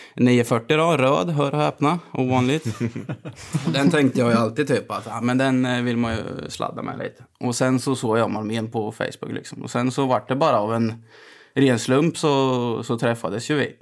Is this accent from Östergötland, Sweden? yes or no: yes; Gammalkil, Östergötland, Sweden; jag är uppväxt i, i Gammalkind